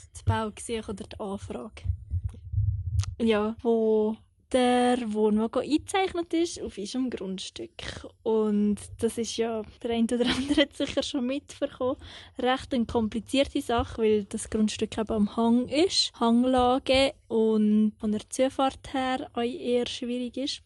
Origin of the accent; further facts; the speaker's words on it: Eastern Switzerland, Switzerland; moved away; also born or lived in Thun / Langenthal; ich bin in der Ostschweiz aufgewachsen